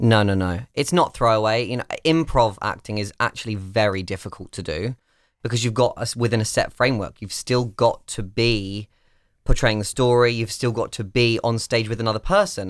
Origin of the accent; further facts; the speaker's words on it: United Kingdom; moved away; I'm British